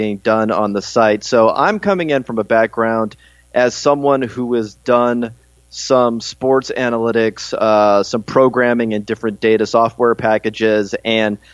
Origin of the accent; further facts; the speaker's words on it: California, United States; I grew up in California, went to school out in Berkeley.